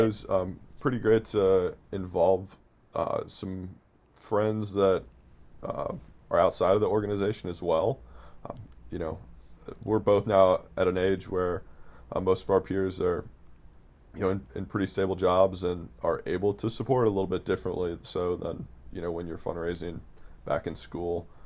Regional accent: Midwest, United States; I'm from the Midwest

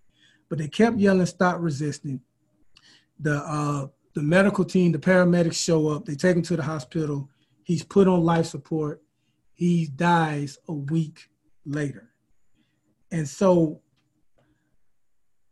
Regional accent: Mobile, Alabama, United States; We're both from Mobile.

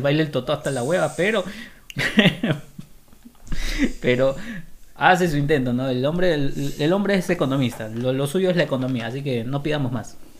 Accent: Lima, Peru; soy, soy limeño

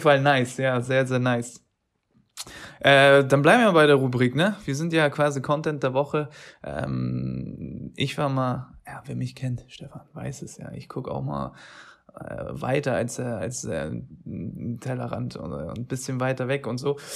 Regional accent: Turkey; als Türke

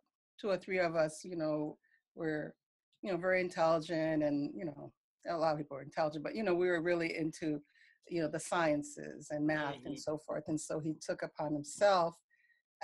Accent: New York City, New York, United States; I grew up in New York City. And, you know, once I moved to the U.S., my mom had settled in New York City

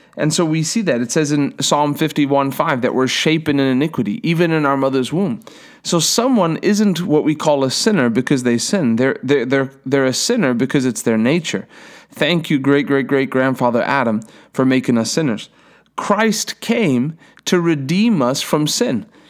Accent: Durban, KwaZulu-Natal, South Africa; I was born in Durban, South Africa, in a hospital

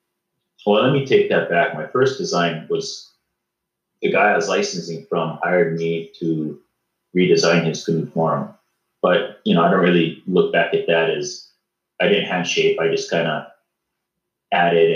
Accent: Kailua, Hawaii, United States; also born or lived in Maui; I was born and raised in Kailua and grew up most of my time in Kailua, but lived on the off islands

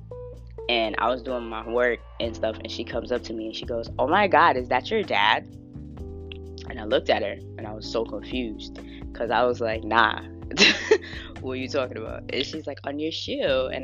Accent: Florida, United States; accent: Southern; I was born and raised in Florida, so I was very Southern

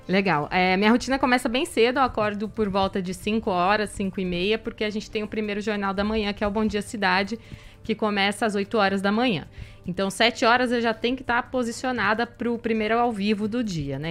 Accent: Campo Grande, Mato Grosso do Sul, Brazil; moved away as an adult; also born or lived in Campinas / São José do Rio Preto; now in Botucatu, Brazil; eu saí de Campo Grande para fazer faculdade em Campinas

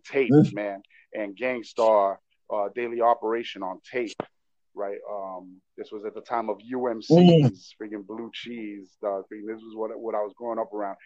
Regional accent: Miami, Florida, United States; also born or lived in Texas / Kendall; I was raised in Little Havana till I was 17. Okay. I grew up in Little Havana. I was born in Texas, moved over here when I was 8 months old

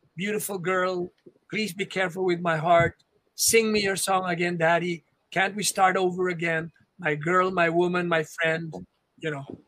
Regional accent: Philippines; I have Chinese blood, yes, but I am a Filipino. In my heart and my soul, I am a Filipino and I'm proud of being a Filipino

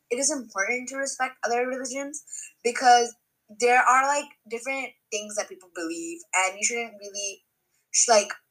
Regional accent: Cerritos, California, United States; growing up in Cerritos, I feel like there wasn't really like that much bullying.

